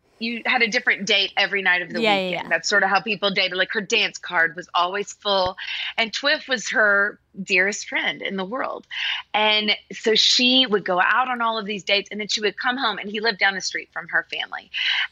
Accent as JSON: {"language": "English", "town": "Nashville", "region": "Tennessee", "country": "United States", "tie": "born or raised there", "said": "I grew up in Nashville"}